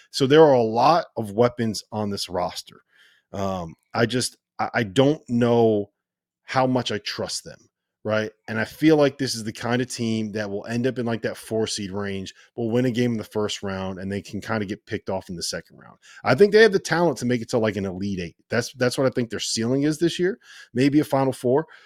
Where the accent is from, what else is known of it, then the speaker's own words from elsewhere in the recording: Cleveland, Ohio, United States; I grew up in Cleveland. I grew up a fan of the Cleveland Cavaliers.